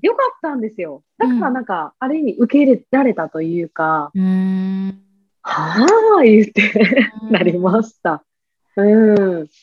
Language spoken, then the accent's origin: Japanese; Kansai, Japan